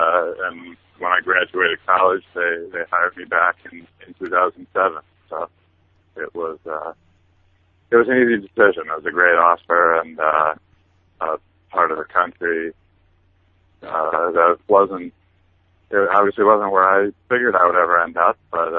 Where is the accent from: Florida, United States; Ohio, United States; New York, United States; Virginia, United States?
New York, United States; Albany; moved away as an adult; also born or lived in Philadelphia; now in Houston, United States; I'm from Albany. I was in Philadelphia for 4 years, and then I came to Houston in 2007.